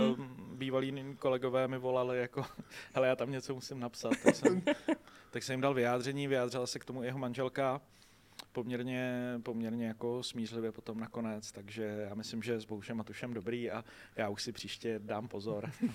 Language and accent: Czech; Děčín, Ústí nad Labem Region, Czechia; Děčína, což je moje rodní město